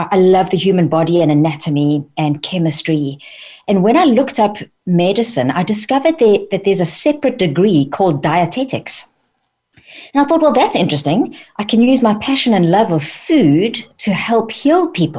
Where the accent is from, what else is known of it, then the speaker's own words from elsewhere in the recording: South Africa; moved away as an adult; also born or lived in London, United Kingdom; now in United Kingdom; I was born and brought up in South Africa by French parents